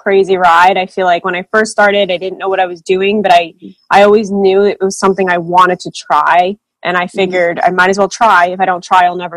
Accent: New Jersey, United States; I'm from New Jersey

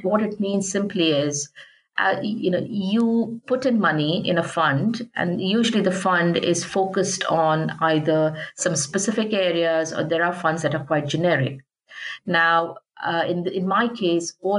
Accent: India; moved away; I come from an environment when I grew up in India.

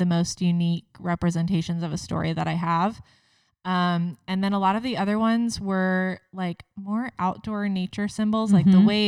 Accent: Cincinnati, Ohio, United States; I'm from Cincinnati, Ohio here

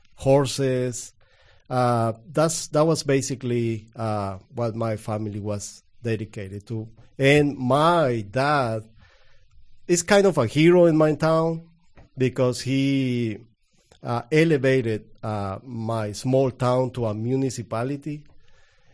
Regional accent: Guatemala; English is a second language; now in United States; I'm from Guatemala. I was born in 1975 from a very, very small town.

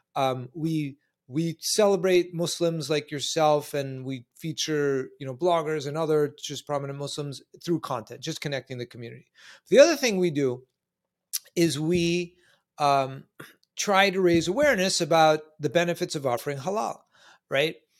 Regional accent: New York City, New York, United States; I live in the two one two. I'm from Manhattan.

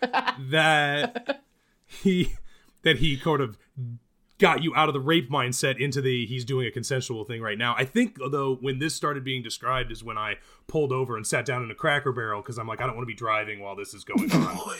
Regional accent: Midwest, United States; now in California, United States; I'm from the Midwest

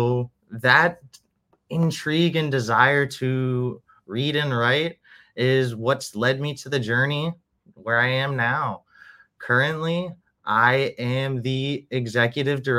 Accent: Orlando, Florida, United States; also born or lived in New Hampshire, United States; now in Miami, United States; And then I was in Orlando for about 17 years. I went to high school there

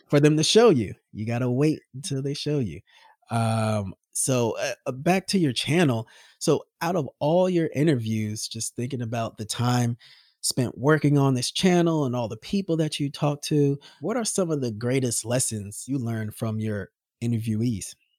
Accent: United States; I'm American, red-blooded, steak-eating.

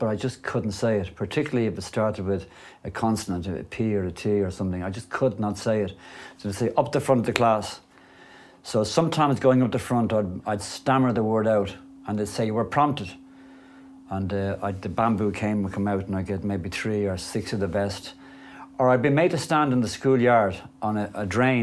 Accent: Dublin, Leinster, Ireland; I grew up in a place called Clontarf in Dublin

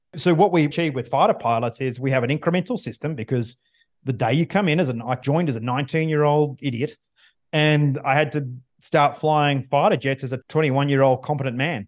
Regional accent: Australia; now in United States; I'm not from the U S. I'm Australian. I live in the U S now

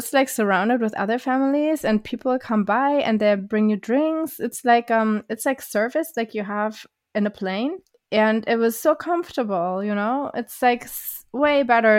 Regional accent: Germany; I took the train in Germany 2 years ago. I was going from my hometown to Berlin

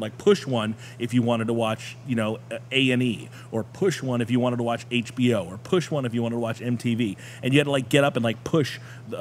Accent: Tennessee, United States; I was born there. I was born in Tennessee

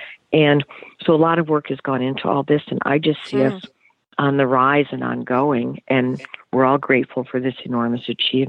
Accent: United States; I know I'm American

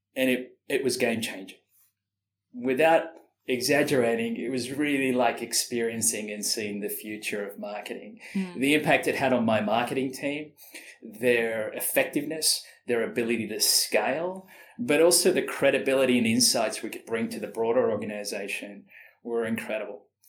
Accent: Sydney, New South Wales, Australia; moved away as an adult; also born or lived in Malaysia / Singapore / Austin, Texas; now in London, United Kingdom; growing up in Sydney, in Australia

